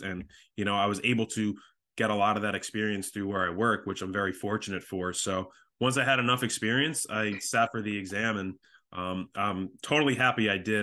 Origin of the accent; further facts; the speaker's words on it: Long Island, New York, United States; I am from Long Island, New York